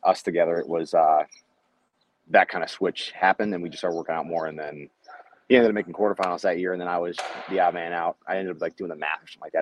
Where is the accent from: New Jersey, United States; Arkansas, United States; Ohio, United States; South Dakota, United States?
Ohio, United States; Cleveland; I am from Cleveland, Ohio.